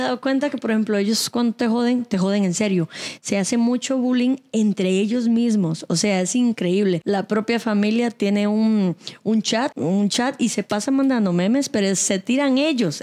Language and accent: Spanish; Cuba; now in Costa Rica; Yo soy de Cuba